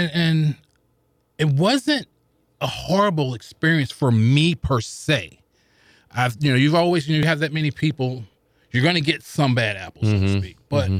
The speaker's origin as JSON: {"language": "English", "town": "St. Louis", "region": "Missouri", "country": "United States", "tie": "born or raised there", "said": "I grew up in the projects of the Vaughn Housing Projects down off of Cass. I forget the street's been so long, but I'm literally, you could probably throw 10 rocks and hit downtown."}